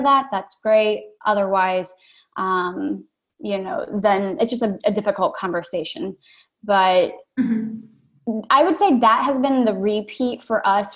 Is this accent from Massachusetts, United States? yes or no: no; Maryland, United States; moved away as an adult; also born or lived in Chicago / Brooklyn, New York, United States; I'm originally from Maryland